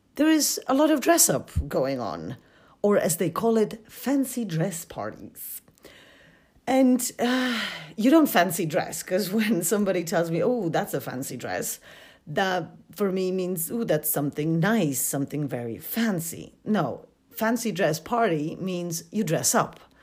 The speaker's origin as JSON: {"language": "English", "country": "Poland", "also_born_or_lived": "United Kingdom", "moved": "as an adult", "said": "I come from Poland"}